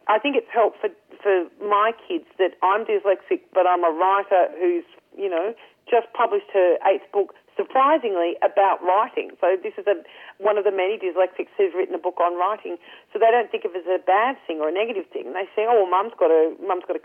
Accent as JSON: {"language": "English", "country": "Ireland", "said": "I'm Irish"}